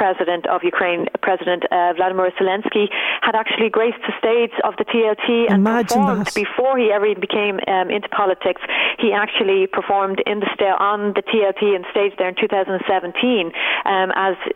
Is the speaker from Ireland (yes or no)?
yes; Ireland; we as Irish people